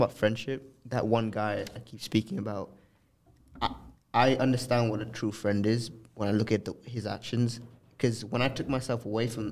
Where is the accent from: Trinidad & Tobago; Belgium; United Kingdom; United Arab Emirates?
United Arab Emirates; Dubai; also born or lived in Canada; I grew up here in Dubai